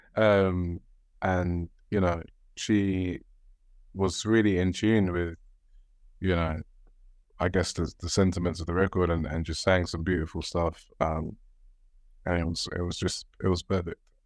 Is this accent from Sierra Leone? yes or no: yes; Sierra Leone; I'm from Sierra Leone